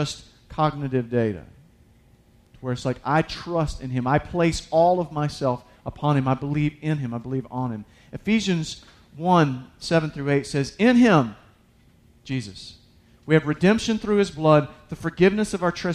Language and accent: English; United States; I'm an American.